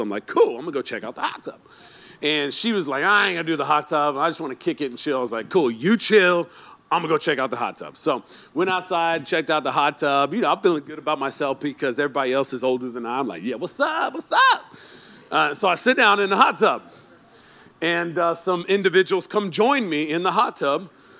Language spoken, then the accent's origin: English; Alabama, United States; now in Sacramento, United States; I came from poor part of Alabama, man. You know, we grew up in a HUD home.